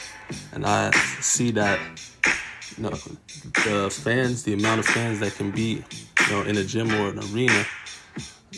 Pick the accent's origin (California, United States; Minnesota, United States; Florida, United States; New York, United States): New York, United States; New York City; I'm from Brooklyn, New York.